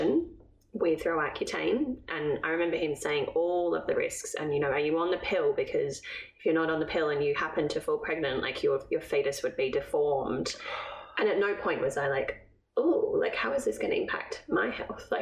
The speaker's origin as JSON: {"language": "English", "region": "England", "country": "United Kingdom", "said": "I'm from England"}